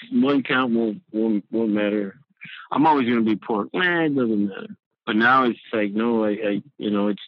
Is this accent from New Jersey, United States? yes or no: no; Alamo, Texas, United States; I'm 51 years old, and I'm from Alamo, Texas.